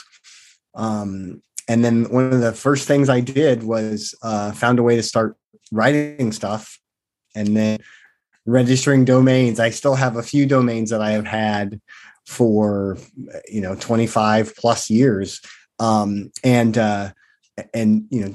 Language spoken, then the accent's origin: English; Stockton, California, United States; also born or lived in Fairfield, California / Sacramento, California; I grew up three blocks from where I live right now